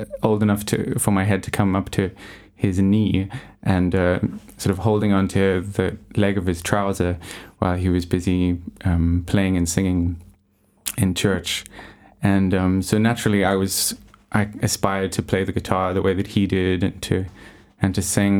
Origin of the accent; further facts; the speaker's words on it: South Africa; moved away as an adult; also born or lived in Johannesburg, South Africa / Jeffreys Bay, Eastern Cape, South Africa; I am from South Africa and was born in Johannesburg. But when I was about 9 years old, my parents moved to the Eastern Cape, where they currently live now, in a little surfing town called Jeffreys Bay.